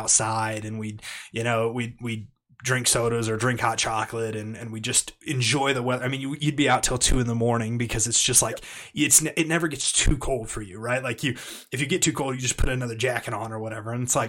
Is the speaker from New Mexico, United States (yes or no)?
no; Kansas, United States; I grew up in Kansas